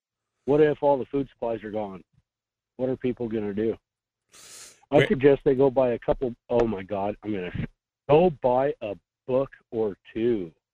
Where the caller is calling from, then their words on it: Fairbanks, Alaska, United States; in Fairbanks.